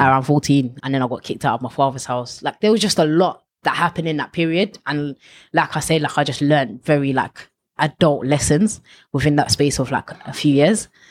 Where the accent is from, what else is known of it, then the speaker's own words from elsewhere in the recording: Ilford, London, United Kingdom; Ilford and around that area was kind of where I grew up